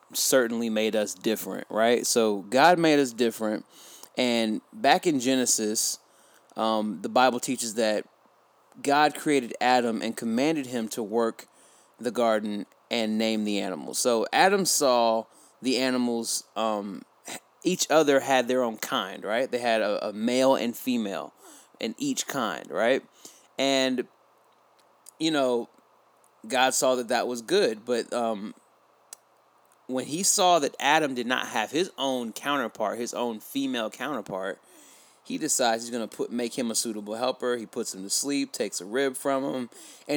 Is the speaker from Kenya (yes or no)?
no; Nigeria; I'm Nigerian and I did grow up conservatively